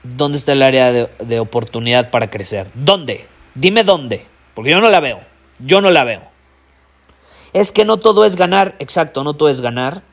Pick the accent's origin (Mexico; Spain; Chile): Mexico; Soy más mexicano que el nopal